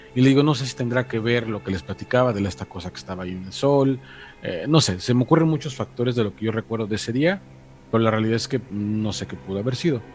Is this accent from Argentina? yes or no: no; Mexico; moved away; precisamente detrás de lo que es mi municipio, por ahí más o menos hacia las cercanías de los arcos del Padre Tembleque o los arcos de Zempoala